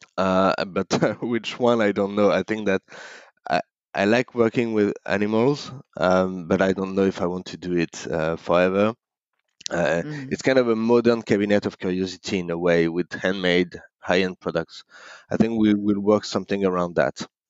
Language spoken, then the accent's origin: English; Paris, Île-de-France, France; moved away as an adult; now in Hong Kong; I grew up in in Paris